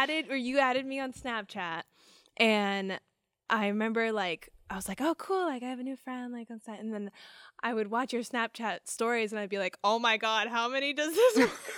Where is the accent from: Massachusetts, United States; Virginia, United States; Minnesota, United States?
Massachusetts, United States; Fairhaven; So we're from Fairhaven, Massachusetts, which is this little tiny town.